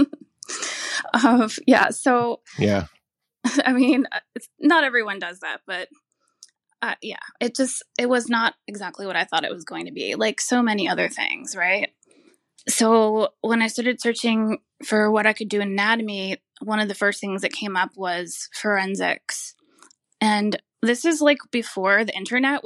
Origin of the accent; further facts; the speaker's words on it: Maryland, United States; I transferred back home. I'm from Maryland.